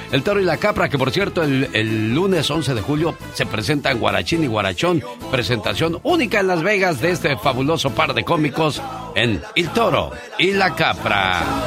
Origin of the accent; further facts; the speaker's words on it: Mexicali, Baja California, Mexico; moved away; Un día salí de Mexicali, pero Mexicali nunca salió de mí.